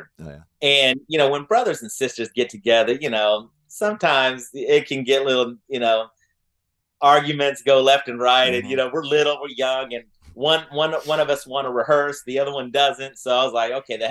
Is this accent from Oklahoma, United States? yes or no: yes; Oklahoma City, Oklahoma, United States; Northwest Classen in Oklahoma City